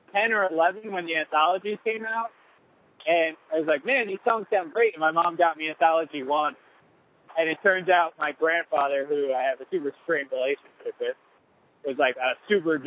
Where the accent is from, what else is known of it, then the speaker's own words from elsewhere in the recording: New York City, New York, United States; I grew up in the Lower East Side